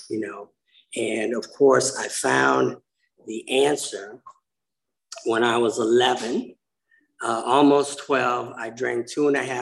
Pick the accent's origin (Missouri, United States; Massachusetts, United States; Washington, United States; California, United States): California, United States; Inglewood; now in Pasadena, United States; When I was a little kid, we moved to a racially mixed neighborhood. It made perfect sense. There's a place called Inglewood, California